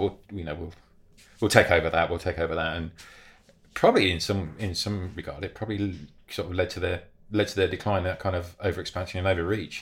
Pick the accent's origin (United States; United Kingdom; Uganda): United Kingdom; us as British cyclists